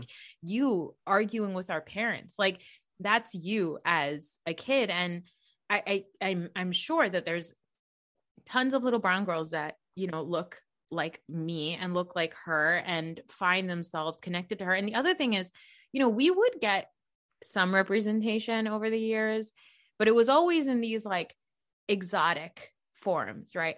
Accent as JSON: {"language": "English", "region": "New Jersey", "country": "United States", "said": "I'm a Pakistani American woman from New Jersey"}